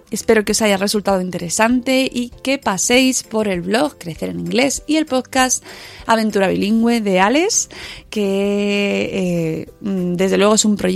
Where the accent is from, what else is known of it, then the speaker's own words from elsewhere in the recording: Seville, Andalusia, Spain; ¿Cómo soy los sevillanos, eh? De verdad.